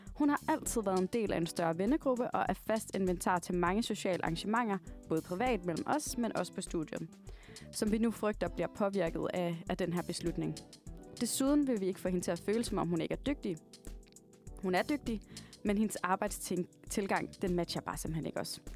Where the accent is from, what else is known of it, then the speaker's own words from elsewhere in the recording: Varde, Southern Denmark, Denmark; Jeg kommer fra en lille by, der hedder Varde, som ligger i Jylland, lidt uden for Esbjerg